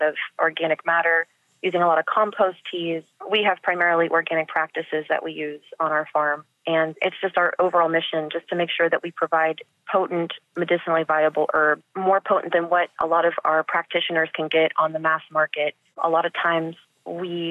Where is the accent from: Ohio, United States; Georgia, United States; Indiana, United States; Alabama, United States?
Ohio, United States; now in Texas, United States; what I grew up with in Ohio